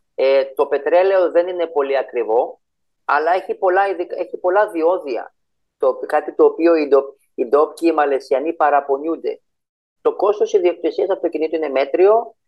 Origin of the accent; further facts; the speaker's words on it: Greece; also born or lived in Cyprus; now in Malaysia; Είμαι από την Ελλάδα έτσι, γεννημένο στην Ελλάδα